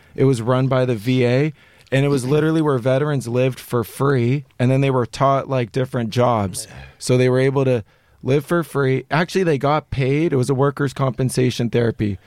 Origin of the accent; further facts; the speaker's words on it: Los Angeles, California, United States; born and raised in Los Angeles, I went to a private school.